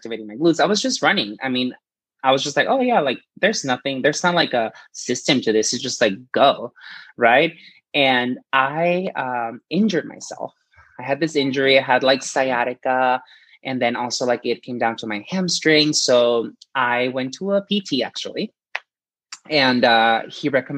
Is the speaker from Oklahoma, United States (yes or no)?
no; Presidio, Texas, United States; also born or lived in Chihuahua, Mexico; I grew up in this really small border town called Presidio